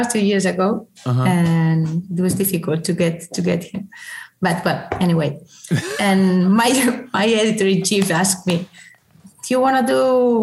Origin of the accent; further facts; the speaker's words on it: Valencia, Valencian Community, Spain; moved away as an adult; now in Barcelona, Spain; I'm from Valencia, so I love Valencia